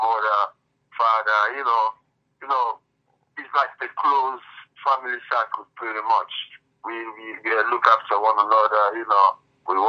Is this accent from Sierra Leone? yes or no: yes; Sierra Leone; I'm from Sierra Leone, West Africa